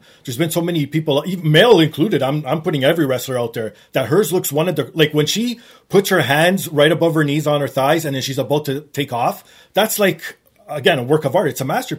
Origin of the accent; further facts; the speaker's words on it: Canada; being Canadian